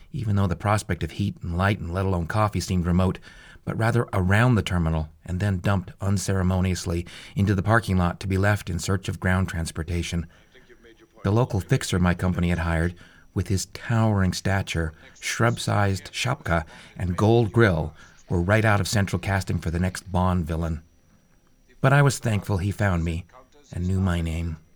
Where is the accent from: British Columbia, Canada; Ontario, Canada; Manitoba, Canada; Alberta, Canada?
Alberta, Canada; Calgary; If you draw a line roughly through the North Pole from my hometown of Calgary, Alberta, and follow it across the Arctic to 60 degrees north on the other side of the planet